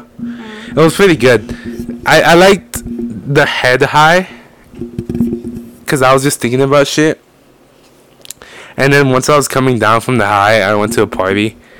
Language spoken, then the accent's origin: English; Oceanside, California, United States; also born or lived in Mexico; I've lived in Oceanside, and then I moved to this house, I think they're around 6th or 7th grade.